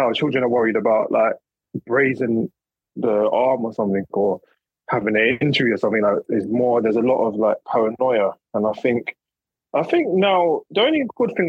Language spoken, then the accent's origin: English; United Kingdom; also born or lived in London / Essex; I grew up in London and then I moved to Essex early ages, between maybe about nine to about 16, 17.